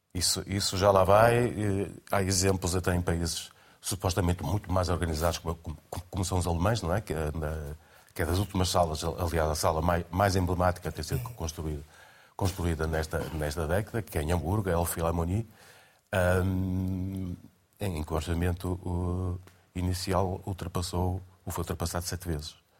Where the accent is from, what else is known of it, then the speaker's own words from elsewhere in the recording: Porto, Porto District, Portugal; eu nasci no Porto